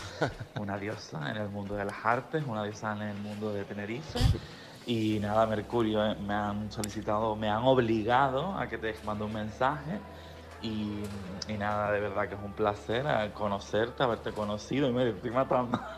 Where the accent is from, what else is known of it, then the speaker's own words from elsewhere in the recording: England, United Kingdom; es que la estaba pensando en inglés porque yo soy inglesa también.